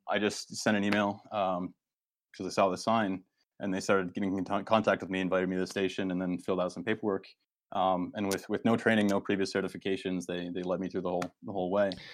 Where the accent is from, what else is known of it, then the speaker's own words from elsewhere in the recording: Northern Maine, United States; moved away; also born or lived in Boston area; I'm from Northern Maine